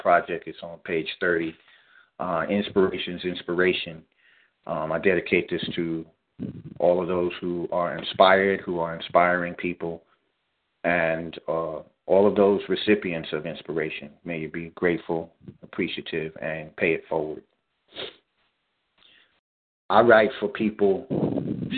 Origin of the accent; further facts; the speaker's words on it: New York City, New York, United States; growing up in Staten Island, New York, in a community setting